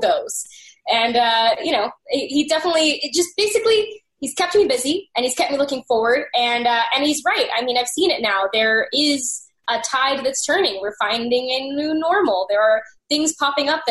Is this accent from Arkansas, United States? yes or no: yes; Arkansas, United States; I'm from Arkansas